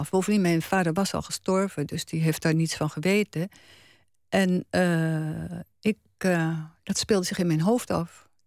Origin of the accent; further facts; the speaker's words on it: Gelderland, Netherlands; Kijk, ik kwam uit Gelderland.